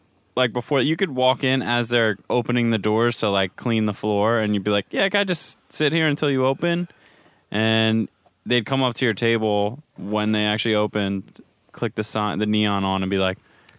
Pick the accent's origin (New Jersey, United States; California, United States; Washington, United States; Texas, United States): New Jersey, United States; Trenton; Oh, yeah, I'm from Trenton.